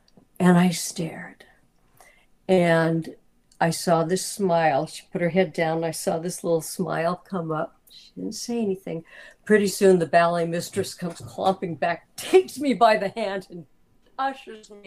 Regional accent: the Bay Area, California, United States; also born or lived in Los Angeles; I grew up in the Bay Area

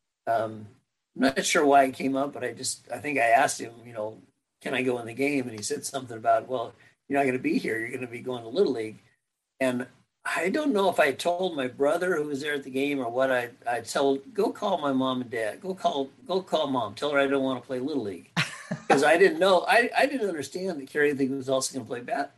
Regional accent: Arcadia, California, United States; also born or lived in Pasadena, California / Glendora, California / Temple City, California; when I was in third grade, I believe it was, third grade, we moved to Temple City, which was on the border of the Arcadia School District versus the El Monte School District, because my dad wanted us in the Arcadia School District. So I went to Arcadia Schools along the way

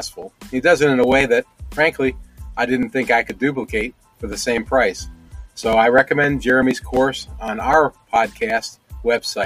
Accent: Toledo, Ohio, United States; moved away; my hometown of Toledo, Ohio

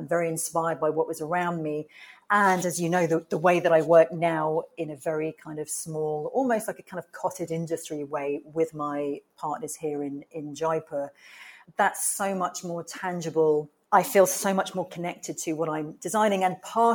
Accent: Tunbridge Wells, South East England, United Kingdom; moved away as an adult; also born or lived in Brighton / New York / India; I was born in the UK and I grew up in a town called Tunbridge Wells, which is in Kent in the south of England

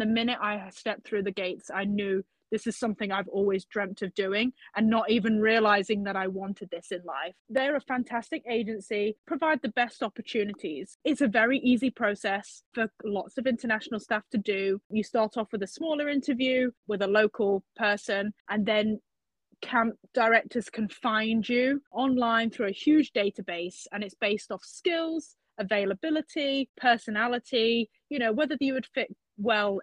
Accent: Leicester, East Midlands, United Kingdom; accent: British; I'm from Leicester, England

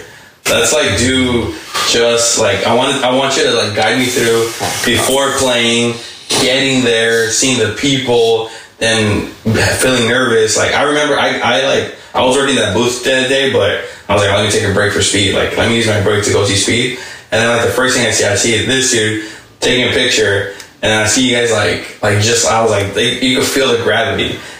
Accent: Mexico; I'm from Mexico.

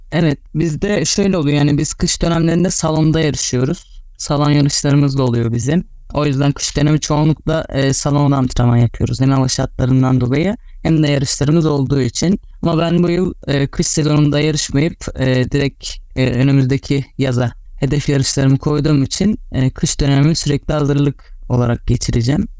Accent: Karabük, Karabük Province, Turkey; also born or lived in İzmir; 25 Şubat 1996 Karabük doğumluyum

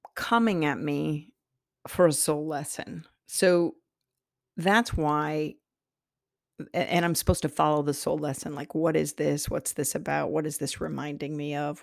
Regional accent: Iowa, United States; I'm from Iowa, the Iowa soil

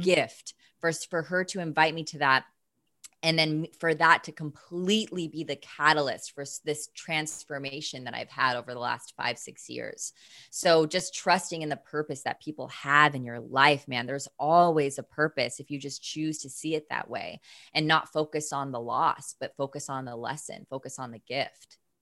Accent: Seattle, Washington, United States; moved away as an adult; also born or lived in San Diego; I'm from Seattle.

